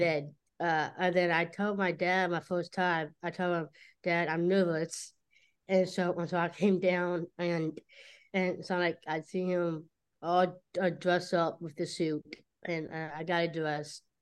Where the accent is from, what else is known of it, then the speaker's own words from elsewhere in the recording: Cincinnati, Ohio, United States; I'm from Cincinnati. That's why I was born in Cincinnati.